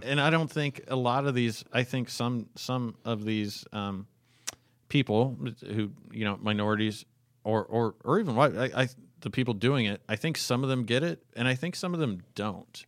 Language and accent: English; Fairbanks, Alaska, United States; I grew up in Fairbanks, Alaska, a very crime-ridden coal mining fucking town.